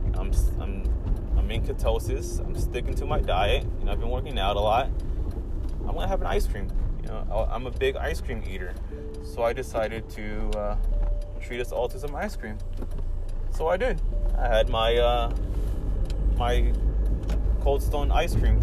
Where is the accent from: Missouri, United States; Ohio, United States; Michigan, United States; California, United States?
California, United States; It's been uh, really hot out here in California, where I'm from, and I dislike the heat